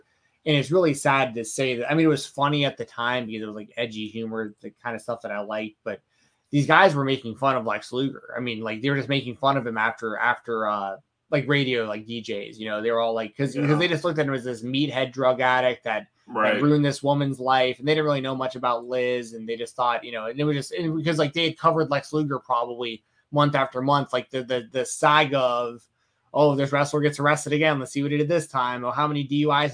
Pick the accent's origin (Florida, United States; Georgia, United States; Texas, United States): Georgia, United States; Marietta; also born or lived in Atlanta; I grew up in Marietta, Georgia, like that exact city